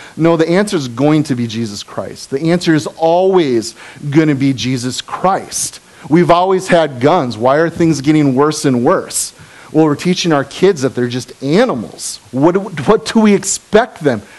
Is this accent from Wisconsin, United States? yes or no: yes; Appleton, Wisconsin, United States; now in Kaukauna, United States; I grew up in Appleton.